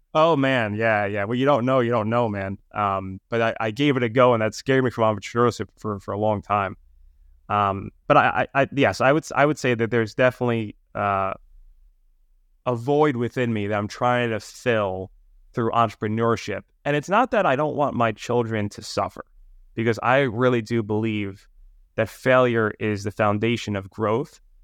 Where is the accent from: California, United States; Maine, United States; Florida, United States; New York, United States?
New York, United States; New York City; accent: New York; I grew up in Brooklyn, New York, and Staten Island, so very much New York City